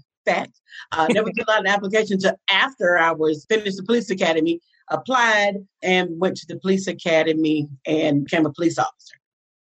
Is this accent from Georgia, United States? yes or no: yes; Atlanta, Georgia, United States; I was raised in Atlanta. I am a Grady baby